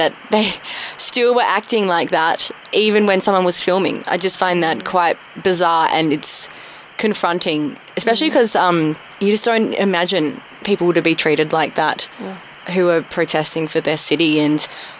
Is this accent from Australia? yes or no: yes; Adelaide, South Australia, Australia; now in Melbourne, Australia; I'm from Adelaide